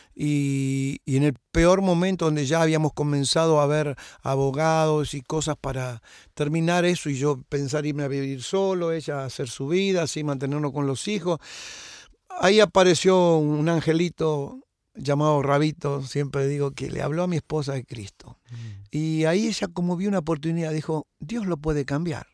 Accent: José C. Paz, Buenos Aires Province, Argentina; moved away; yo nací en Argentina, en Buenos Aires, en el año 54

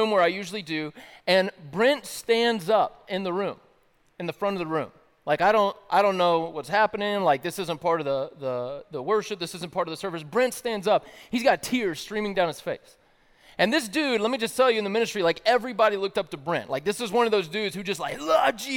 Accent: the South, United States; I grew up in the South

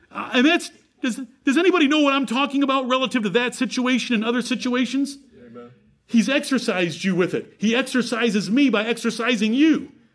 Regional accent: Michigan, United States; born two miles from where I was born in Michigan

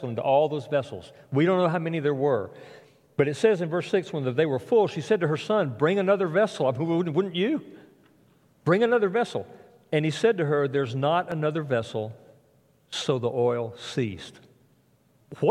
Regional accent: South Alabama, United States; Where I grew up in South Alabama

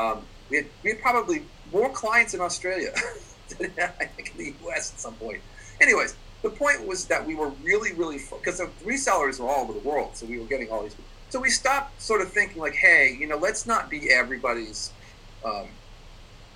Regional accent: Boston, Massachusetts, United States; I'm actually from Boston

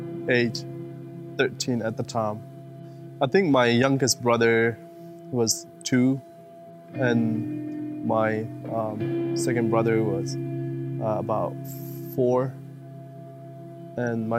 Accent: Chin State, Myanmar; now in United States; growing up in Burma under dictatorship military

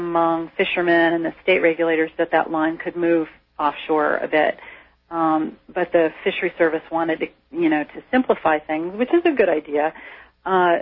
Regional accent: Cape Cod, Massachusetts, United States; moved away as an adult; now in Down East Maine, United States; I grew up on Cape Cod

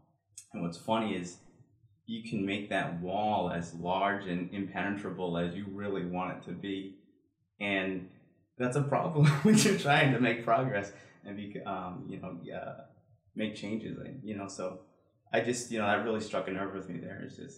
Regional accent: Plainville, United States; I'm from Plainville.

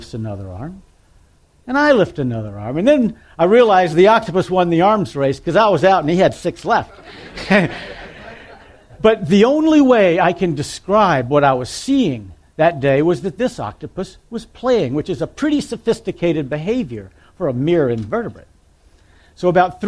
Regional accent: Mobile, Alabama, United States; I grew up in Mobile, Alabama.

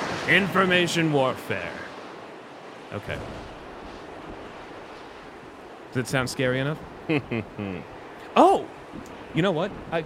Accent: Florida, United States; I'm from South Florida. I shouldn't sound like this

